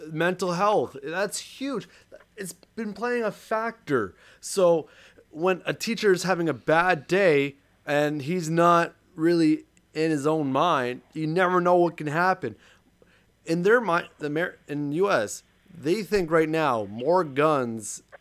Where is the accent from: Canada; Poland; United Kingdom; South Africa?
Canada; for me as a Canadian